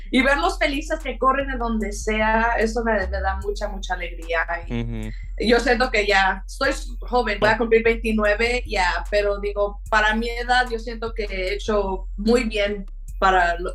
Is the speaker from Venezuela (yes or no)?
no; Mexico; Pues como soy mexicana y ah, soy de aquí, mi playlist cambia.